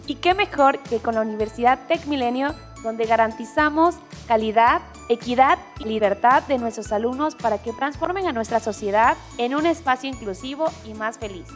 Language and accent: Spanish; Mexico; como mexicanos nos definen